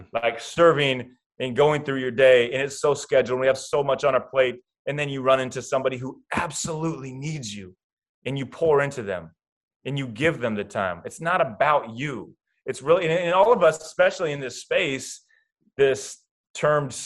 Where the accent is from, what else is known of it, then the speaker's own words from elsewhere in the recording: Iowa, United States; Kyle Korver, who I grew up with in Iowa